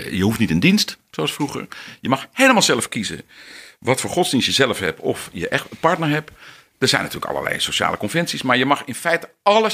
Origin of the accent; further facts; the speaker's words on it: Netherlands; we Nederlanders